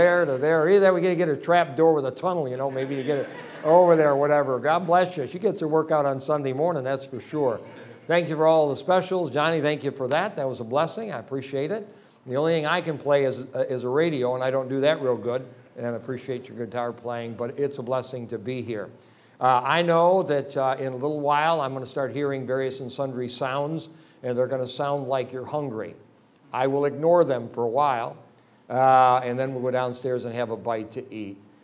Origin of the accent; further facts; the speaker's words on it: between Rochester and Syracuse, New York, United States; I live about 340 miles from New York City, almost to Buffalo, near Rochester, in between Rochester and Syracuse, in an area that I grew up